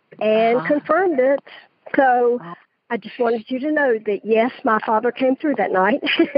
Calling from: Stockbridge, Georgia, United States; I'm calling from Stockbridge, Georgia.

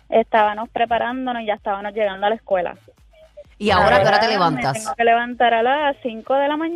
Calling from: Naranjito, Puerto Rico; Les llamo de Naranjito.

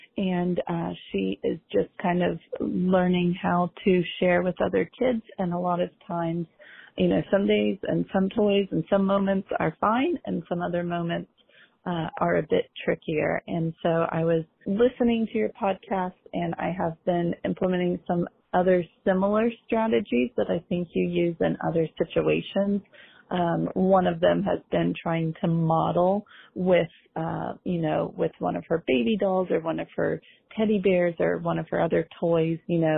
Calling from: Philadelphia, Pennsylvania, United States; I am from Philadelphia.

